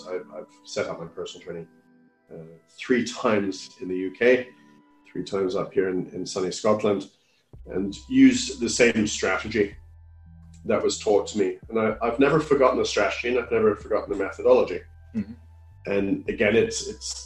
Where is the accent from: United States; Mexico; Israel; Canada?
Canada; now in United Kingdom; I come from Canada